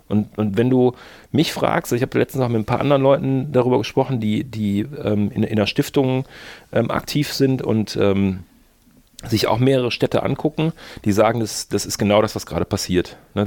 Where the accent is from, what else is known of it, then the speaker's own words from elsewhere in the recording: Mönchengladbach, North Rhine-Westphalia, Germany; moved away as an adult; also born or lived in Bonn; ich bin natürlich in Mönchengladbach geboren